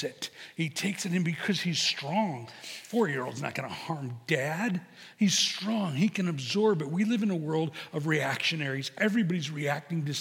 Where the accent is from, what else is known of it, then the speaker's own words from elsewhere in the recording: Chicago, Illinois, United States; I'm from Chicago